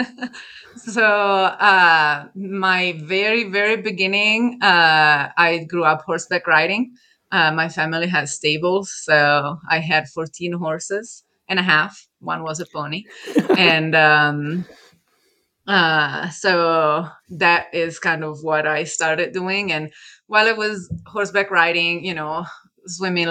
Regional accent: Italy; moved away as an adult; also born or lived in Milan; now in California, United States; I'm originally from Italy. I lived in California for about 10 years now.

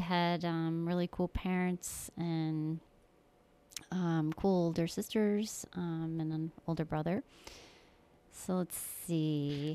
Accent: Keeseville, New York, United States; also born or lived in Florida; I was born in Florida and, uh, we moved up here, up to New York when I was little. I grew up in Keysville, New York

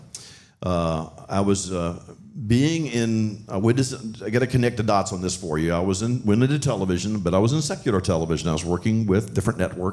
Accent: Richmond, Virginia, United States; my wife and I hail from Richmond, Virginia, and what's amazing is it's a very significant Jewish community there. So we grew up around this Jewish community

